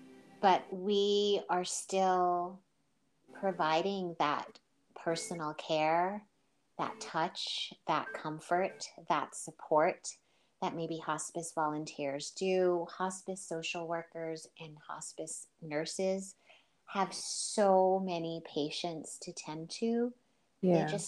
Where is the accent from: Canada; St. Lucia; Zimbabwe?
St. Lucia; now in United States; And because I'm originally from St. Lucia, but I've lived most of my life in the U.S., there wasn't that everyday contact with them